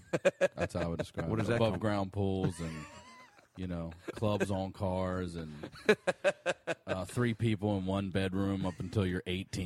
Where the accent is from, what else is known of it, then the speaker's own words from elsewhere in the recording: Baltimore County, Maryland, United States; Well, I'm originally from Baltimore. We started in Baltimore, and after my parents had their third kid, that's when we moved out to the county, and then I grew up out there.